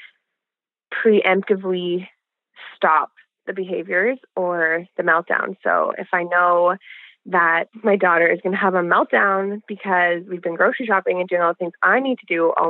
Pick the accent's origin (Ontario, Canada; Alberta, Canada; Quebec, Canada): Alberta, Canada; I'm from Alberta, Canada